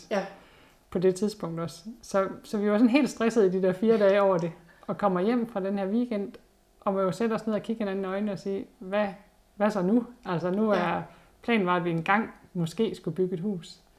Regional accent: Hundborg, North Denmark Region, Denmark; når jeg selv husker tilbage på min barndom i Hundborg, med, hvor vi boede op i skoven

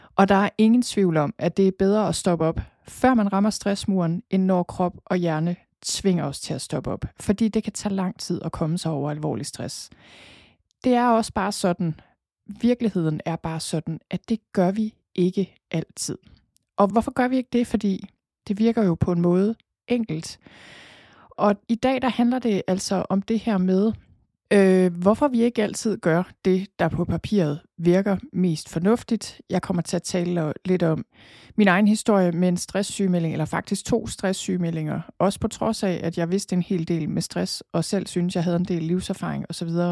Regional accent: Thy, North Denmark Region, Denmark; accent: jysk; moved away as an adult; also born or lived in Copenhagen; Jeg er født og opvokset i Thy

